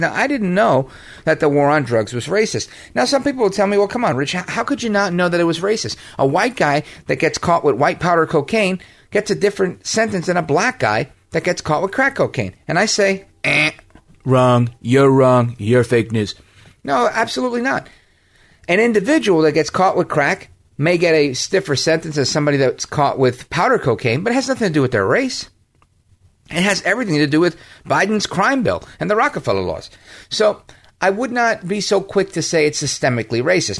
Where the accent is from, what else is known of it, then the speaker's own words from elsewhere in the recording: United States; I'm an American